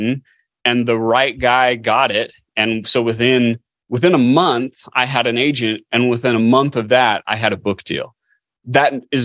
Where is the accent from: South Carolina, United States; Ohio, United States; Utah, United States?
Utah, United States; Orem; I grew up in Orme, Utah, so Provo